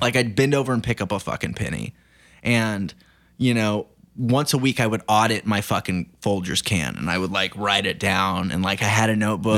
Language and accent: English; Banner, Oklahoma, United States; moved away as an adult; also born or lived in Hollywood; now in Los Angeles, United States; I'm from Oklahoma and I've been living here since November, but I moved to Hollywood, uh, month after I turned eighteen